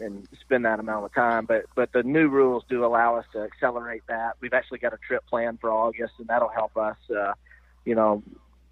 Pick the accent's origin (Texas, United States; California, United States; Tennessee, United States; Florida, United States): Tennessee, United States; Nashville; I'm from Nashville